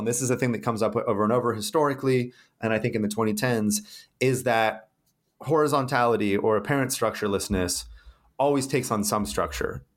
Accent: California, United States; moved away as an adult; also born or lived in Brazil; my home state of California

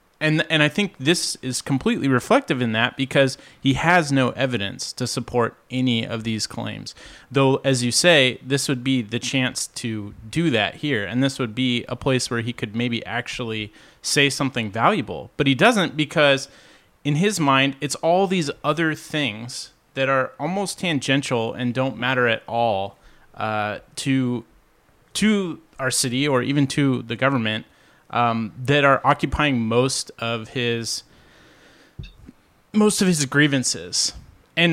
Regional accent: Midwest, United States; moved away as an adult; I came here in 2009 from the Midwest, taking a job at Boeing.

